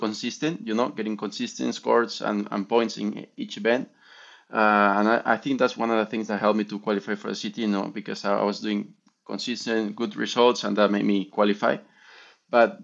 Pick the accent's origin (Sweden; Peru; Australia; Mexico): Peru; Máncora, Piura; growing up in Mancora, I was like surfing a perfect little left every day